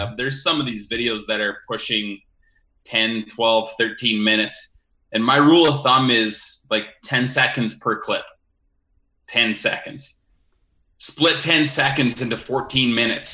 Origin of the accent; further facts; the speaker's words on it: Foam Lake, Saskatchewan, Canada; I grew up on the Foam Lake Community Pasture.